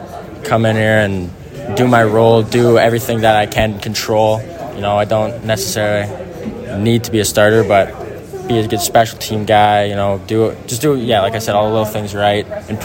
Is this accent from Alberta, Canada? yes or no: no; Regina, Saskatchewan, Canada; Well, I'm from Regina. I want to stay home.